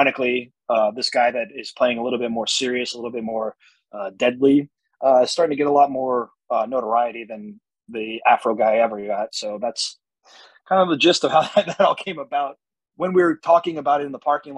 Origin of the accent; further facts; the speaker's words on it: New Jersey, United States; I'm from Jersey